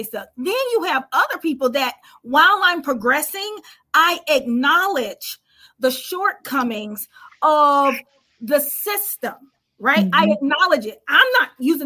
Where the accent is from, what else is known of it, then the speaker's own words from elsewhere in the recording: United States; I'm a Black American.